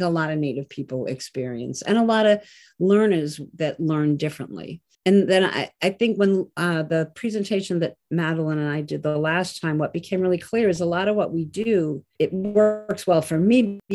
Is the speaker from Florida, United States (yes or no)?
no; Peterborough, New Hampshire, United States; I was born in Peterborough, and I live near Lake Massasikam